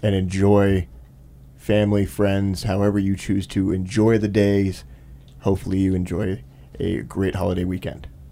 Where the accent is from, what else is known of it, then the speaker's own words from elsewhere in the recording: Michigan, United States; whenever I was growing up in Michigan